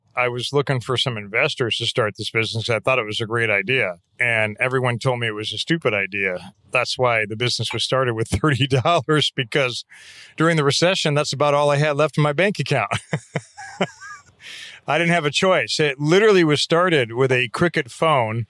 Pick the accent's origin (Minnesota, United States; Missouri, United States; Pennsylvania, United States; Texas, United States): Missouri, United States; St. Louis; moved away; also born or lived in Denver, Colorado; I grew up in Saint Louis, Missouri. We moved to Denver when I was in high school, then back to Saint Louis for my senior year in high school